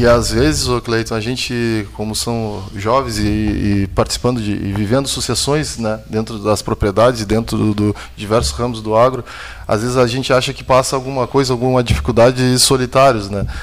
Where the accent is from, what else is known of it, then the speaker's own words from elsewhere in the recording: Rio Grande, Rio Grande do Sul, Brazil; now in Pelotas, Brazil; Eu sou, sou de Pelotas, mas natural de Rio Grande